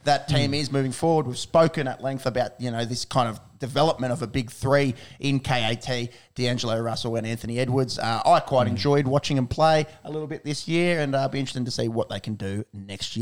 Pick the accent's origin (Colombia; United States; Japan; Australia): Australia; As an Australian